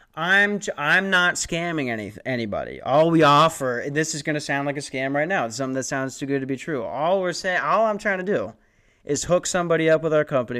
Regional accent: Lakeville, Minnesota, United States; moved away; I'm from Lakeville.

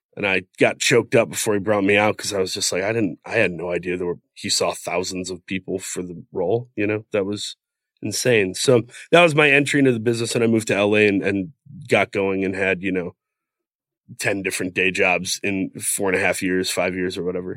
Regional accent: Saginaw, Michigan, United States; moved away; also born or lived in Grand Rapids, Michigan; I grew up in Saginaw, Michigan, near Flint

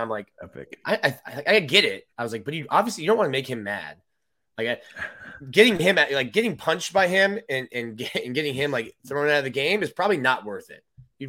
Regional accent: South Florida, United States; growing up in South Florida

